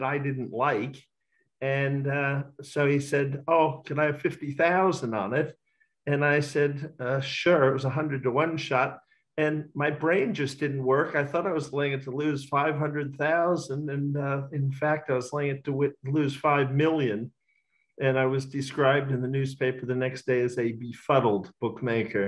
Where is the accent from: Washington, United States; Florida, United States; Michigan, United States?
Florida, United States; now in Australia; I was born in Florida